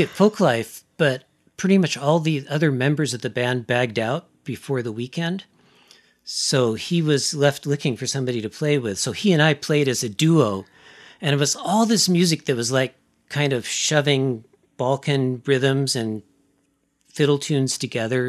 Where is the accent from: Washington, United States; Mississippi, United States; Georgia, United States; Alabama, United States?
Washington, United States; Seattle; also born or lived in East Coast; I was born in Seattle, so I've pretty much, I've, my permanent address has always been within the greater Seattle area